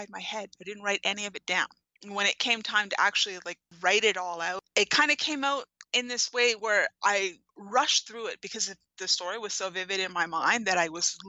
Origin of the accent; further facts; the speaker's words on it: New Westminster, British Columbia, Canada; my hometown, New Westminster, British Columbia